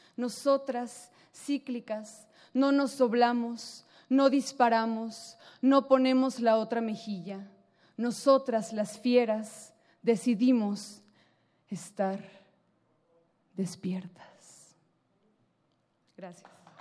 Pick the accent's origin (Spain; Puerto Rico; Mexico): Mexico; Tijuana, Baja California; Yo que soy de Tijuana